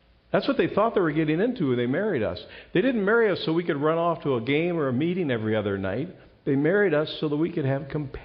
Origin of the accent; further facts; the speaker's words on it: Ohio, United States; moved away; I'm from Ohio